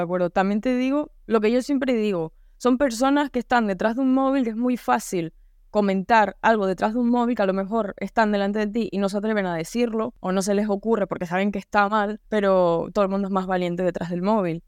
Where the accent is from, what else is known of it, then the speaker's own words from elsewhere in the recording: Canary Islands, Spain; accent: Canarian; yo pues tengo el acento canario